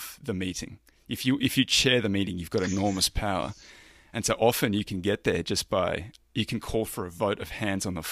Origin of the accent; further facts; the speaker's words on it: Roma, Queensland, Australia; I grew up in a little country town in the Australian outback, Roma